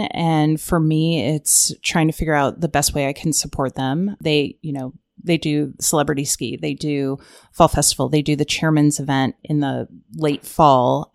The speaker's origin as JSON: {"language": "English", "region": "Ohio", "country": "United States", "also_born_or_lived": "Arizona", "moved": "as an adult", "said": "I'm from Ohio, moved out to Arizona"}